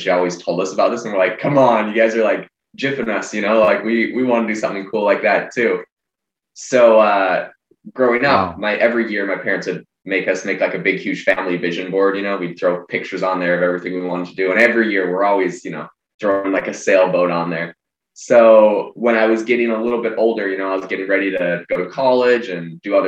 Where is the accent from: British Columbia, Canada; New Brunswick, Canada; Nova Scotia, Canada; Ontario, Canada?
British Columbia, Canada; Vancouver Island; I'm actually originally from Canada. I'm from Vancouver Island